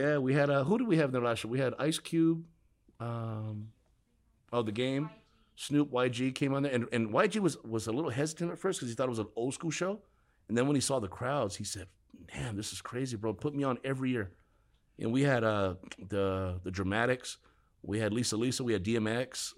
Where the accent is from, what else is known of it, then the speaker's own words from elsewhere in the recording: Huntington Park, California, United States; I grew up in Huntington Park, California.